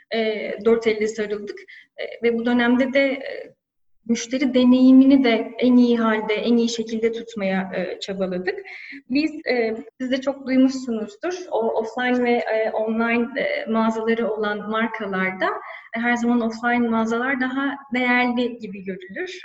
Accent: Antalya, Turkey; moved away as an adult; also born or lived in İzmir; now in Istanbul, Turkey; ben Antalyalıyım, 36 yaşındayım.

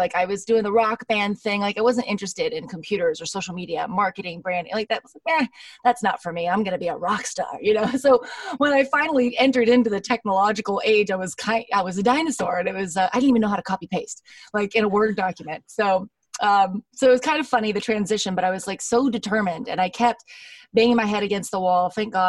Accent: Los Angeles, California, United States; I am from Los Angeles, California.

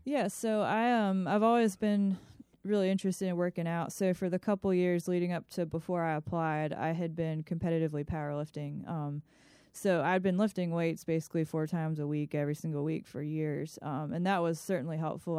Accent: Ellicott City, Maryland, United States; moved away as an adult; also born or lived in Virginia; now in Chesterfield, United States; I grew up in Howard County, Maryland, in a place called Ellicott City

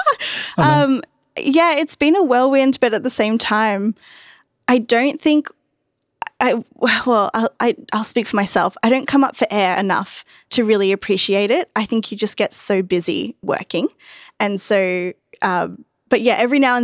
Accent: Gold Coast, Queensland, Australia; a kid growing up on the Gold Coast

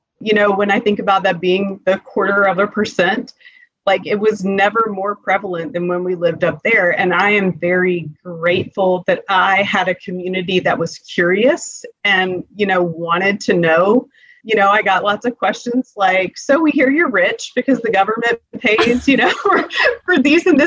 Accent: Suffolk, Virginia, United States; moved away as an adult; also born or lived in New York; I grew up in Hampton Roads, mm-hmm. which when I grew up there, where I lived in Suffolk

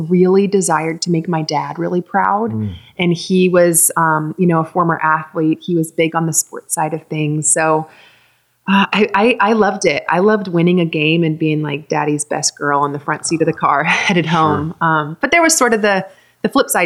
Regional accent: Atlanta, Georgia, United States; I grew up in Atlanta, just right outside of Atlanta, Georgia

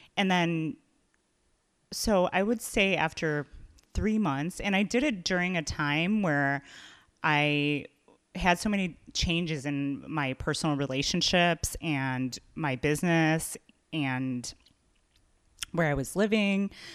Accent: Chicago, Illinois, United States; I'm from here, I love Chicago

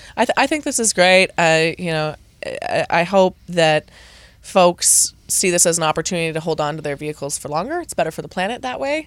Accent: United States; as an American

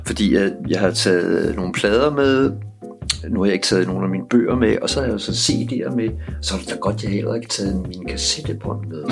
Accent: Capital Region of Denmark, Denmark; also born or lived in Vesterbro, Copenhagen; now in Copenhagen, Denmark; jeg er fra forstederne

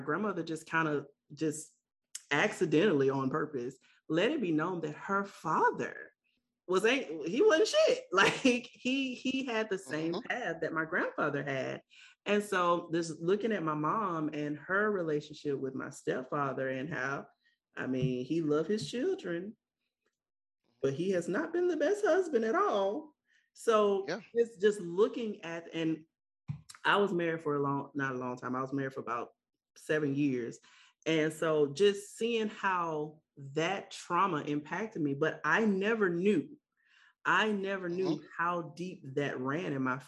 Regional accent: the South, United States; growing up in the South, and it's very heavy on being married

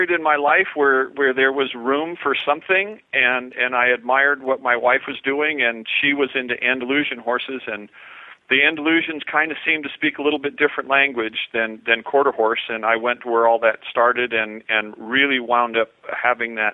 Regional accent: Oregon, United States; I am from Southern

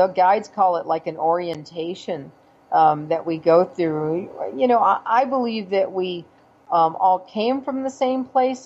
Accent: California, United States; moved away; I'm from California originally

